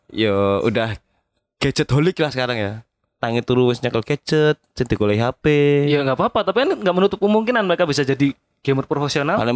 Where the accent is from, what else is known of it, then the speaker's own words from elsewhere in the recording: Kalimantan, Indonesia; Bal-balan memang aku gede di Kalimantan.